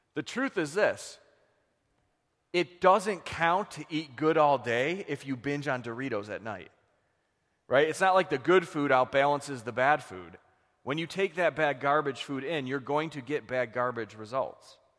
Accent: Buffalo, New York, United States; we're from Buffalo

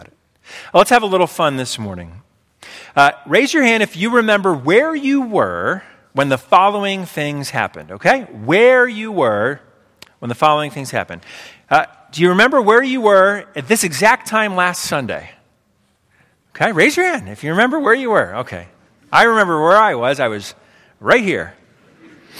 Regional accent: Pennsylvania, United States; I grew up in Pennsylvania. My whole life I've lived in Pennsylvania

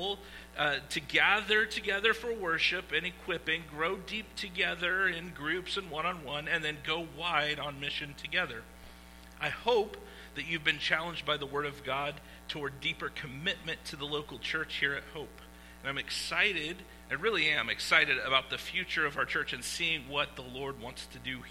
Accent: Iowa, United States; I am from Iowa, okay, where it was filmed.

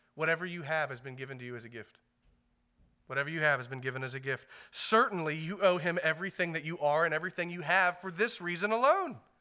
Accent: United States; as American Christians

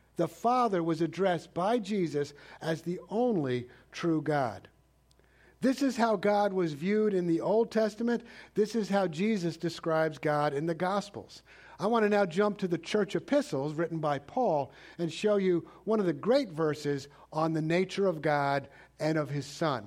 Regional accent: New York City, New York, United States; I grew up in New York City

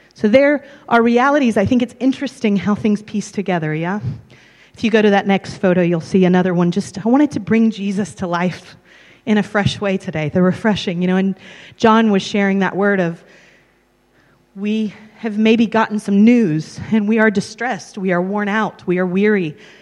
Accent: or Texas, and Tennessee in the States, United States; moved away as an adult; also born or lived in London, United Kingdom; now in Abergavenny, United Kingdom; I'm originally from Tennessee, or Texas, and Tennessee in the States

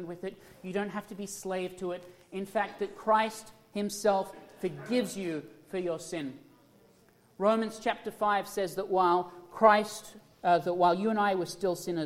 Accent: Australia; moved away; I was from Australia

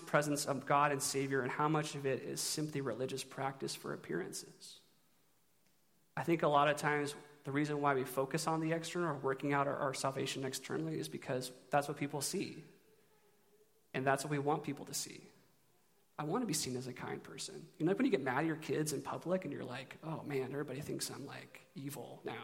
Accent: Eugene, Oregon, United States; I'm from Eugene

